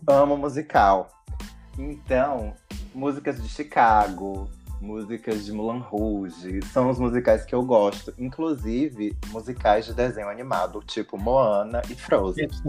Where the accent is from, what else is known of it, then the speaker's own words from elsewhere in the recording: Ilhéus, Bahia, Brazil; daqui de Ilhéus, Bahia, de onde eu sou